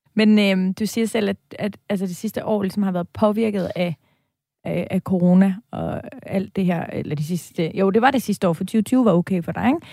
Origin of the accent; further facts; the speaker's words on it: Denmark; moved away as an adult; now in Copenhagen, Denmark; Vi er jyder, bosat, ja. udstationeret i København